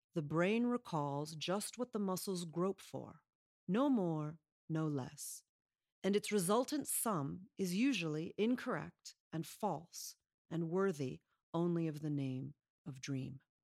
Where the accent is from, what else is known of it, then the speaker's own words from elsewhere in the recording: Chicago, Illinois, United States; I'm from Chicago